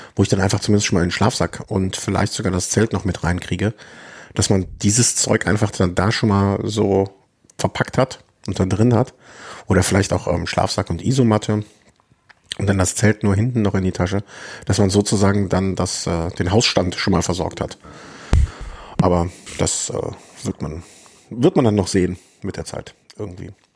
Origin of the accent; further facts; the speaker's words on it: Düsseldorf, North Rhine-Westphalia, Germany; now in Cologne, Germany; Als geborener Düsseldorfer